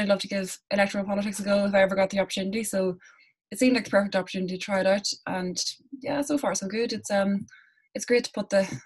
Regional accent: Tyrone, Northern Ireland, United Kingdom; moved away as an adult; now in Dublin, Ireland; I'm not from the south, I'm originally from Tyrone

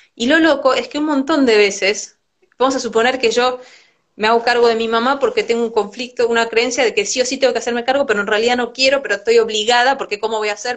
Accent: Argentina; soy mujer, soy argentina

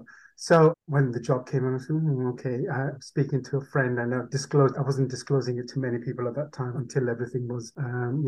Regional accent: Leeds, Yorkshire and the Humber, United Kingdom; first language Urdu; English is a second language; also born or lived in Karachi, Pakistan; I grew up in Leeds pretty much in Yorkshire.

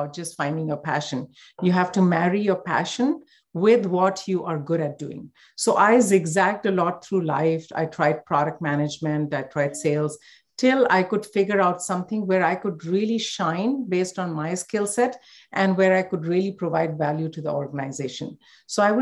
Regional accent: India; growing up in India

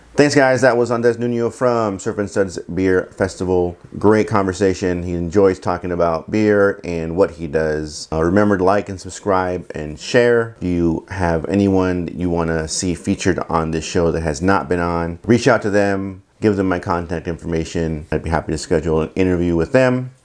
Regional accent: Oxnard, California, United States; I'm from Oxnard

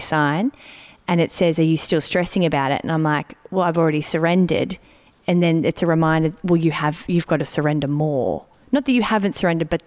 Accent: Melbourne, Victoria, Australia; moved away; I'm in Melbourne, which for me brings up many things because it's my hometown and I've lived away for a long time

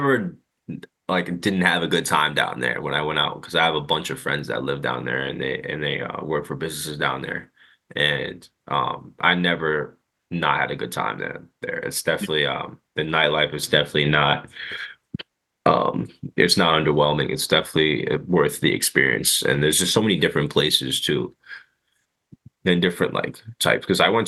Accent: New York, United States; growing up in New York

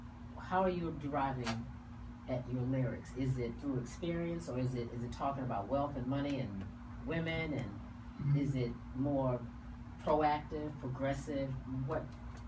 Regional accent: East Coast, United States; moved away; I'm from the East Coast.

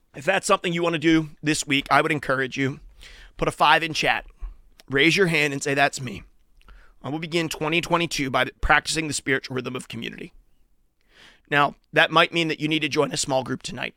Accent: Western Pennsylvania, United States; I grew up in Western Pennsylvania

